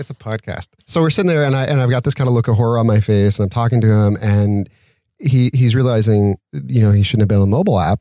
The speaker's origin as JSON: {"language": "English", "region": "Utah", "country": "United States", "moved": "as an adult", "lives_now": "Santa Monica, United States"}